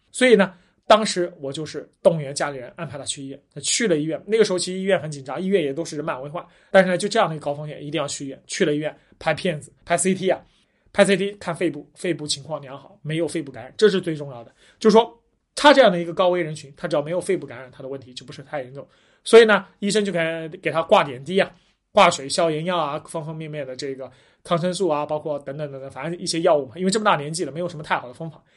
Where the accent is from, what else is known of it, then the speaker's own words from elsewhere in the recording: Huai'an, Jiangsu, China; 我是江苏淮安人